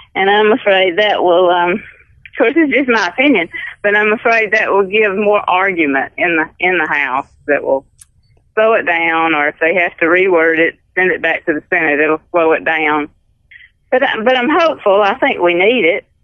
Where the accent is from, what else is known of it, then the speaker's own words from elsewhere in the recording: Clarke County, Alabama, United States; also born or lived in Wilcox County, Alabama; I was born and raised in Clark County